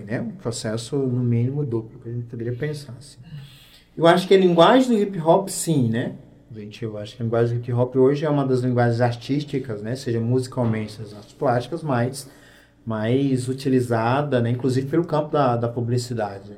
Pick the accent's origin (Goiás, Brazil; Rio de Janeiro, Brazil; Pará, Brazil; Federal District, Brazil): Goiás, Brazil; Goiânia; Goiânia, né, que era o espaço onde eu cresci